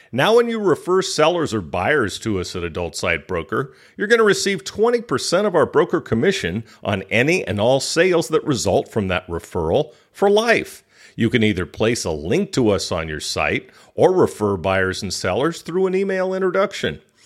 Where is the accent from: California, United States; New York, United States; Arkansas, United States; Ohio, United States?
California, United States; now in Thailand; being a Californian, and now I live in Thailand